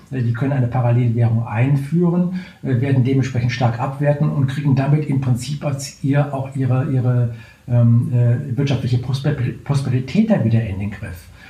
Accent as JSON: {"language": "German", "country": "Germany"}